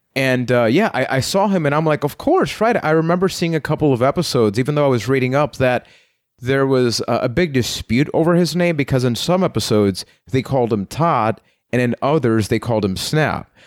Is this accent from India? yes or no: no; San Juan, Puerto Rico; I am from San Juan, Puerto Rico